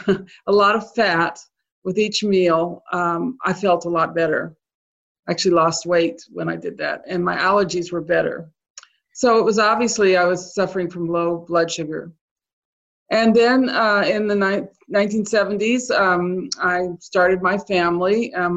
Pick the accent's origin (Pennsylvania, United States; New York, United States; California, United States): California, United States; now in Maryland, United States; I grew up in California. I didn't grow up on a farm or anything.